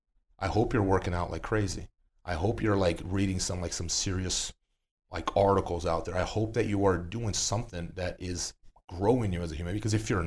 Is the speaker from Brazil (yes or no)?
yes; Brazil; moved away; I came from Brazil. I moved from Brazil in 2008.